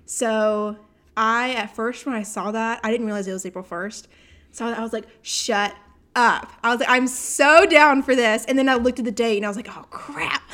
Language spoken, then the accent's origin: English; Augusta, Georgia, United States; I was born in Augusta